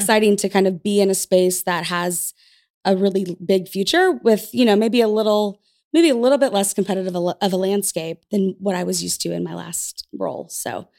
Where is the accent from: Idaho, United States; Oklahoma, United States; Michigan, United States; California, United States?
Oklahoma, United States; Tulsa; I'm from Tulsa, so this is the place that I grew up.